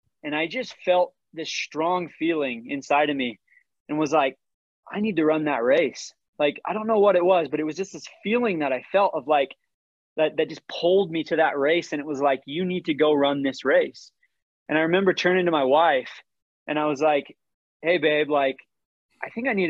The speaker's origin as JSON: {"language": "English", "town": "St. George", "region": "Utah", "country": "United States", "tie": "born or raised there", "said": "I grew up in St. George, Utah."}